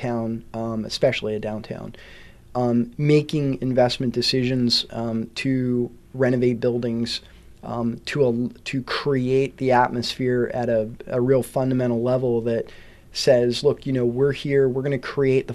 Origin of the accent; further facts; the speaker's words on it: Hollidaysburg, Pennsylvania, United States; moved away as an adult; also born or lived in Altoona, Pennsylvania / Duncansville, Pennsylvania / Washington, D.C.; I was born in in Altoona. Grew up in Hollidaysburg, Duncansville. So it's my home. It's my hometown.